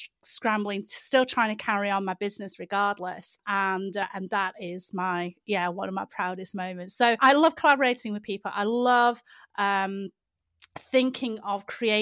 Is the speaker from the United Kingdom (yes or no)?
yes; United Kingdom